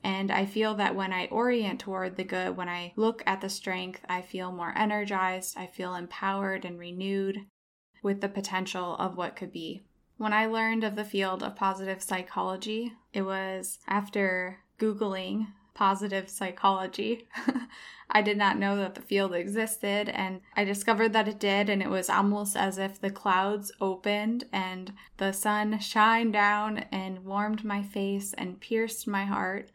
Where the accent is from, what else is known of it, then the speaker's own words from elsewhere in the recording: Iowa, United States; moved away as an adult; also born or lived in southern Spain / Chicago; now in Los Angeles, United States; I have moved from my home state of Iowa to southern Spain for a brief stint, then to Chicago, and finally Los Angeles, where I currently live today.